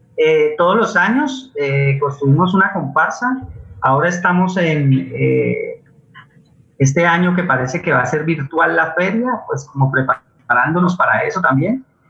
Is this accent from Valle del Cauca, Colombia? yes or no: yes; Cali, Valle del Cauca, Colombia; yo soy un niño de Siloé